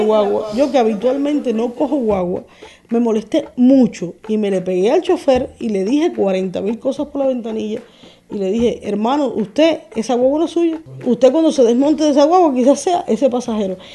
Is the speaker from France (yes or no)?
no; Cuba; Yo soy una cubana que quiere vivir en Cuba